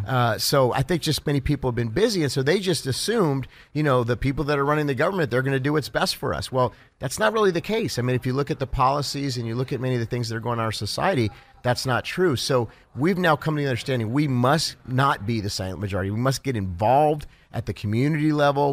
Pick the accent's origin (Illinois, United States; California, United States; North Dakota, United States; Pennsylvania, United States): California, United States; Los Angeles; also born or lived in Cincinnati, Ohio; we moved out there when I was about eight years old. And from eight to sixteen, I was a child, you know, a child Hollywood actor.